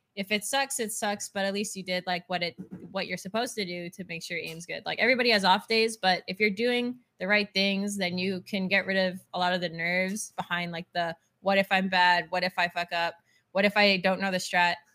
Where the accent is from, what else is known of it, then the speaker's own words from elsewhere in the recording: Canada; now in Texas, United States; I'm Canadian, but living in Texas